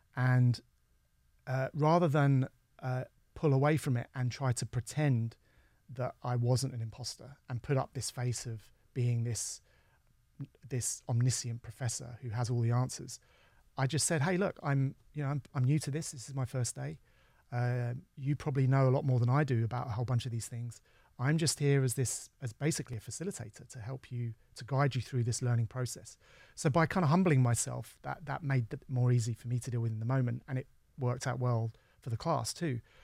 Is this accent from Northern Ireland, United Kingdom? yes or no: no; London, United Kingdom; I was from London